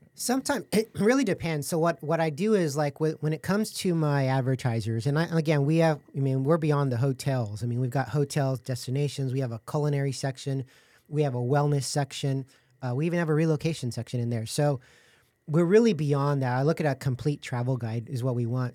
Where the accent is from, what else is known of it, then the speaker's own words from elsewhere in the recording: San Antonio, Texas, United States; I was born and raised in San Antonio